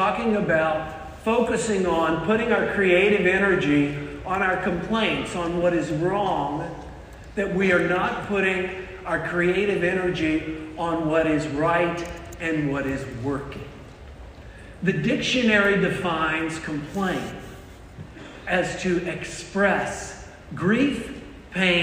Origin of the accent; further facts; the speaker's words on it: South Carolina, United States; I am from the South. I'm originally from South Carolina